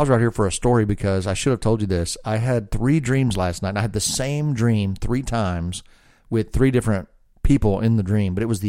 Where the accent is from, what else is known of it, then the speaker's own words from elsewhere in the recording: the South, United States; well, I'm from the South, so you probably assume I'm an idiot.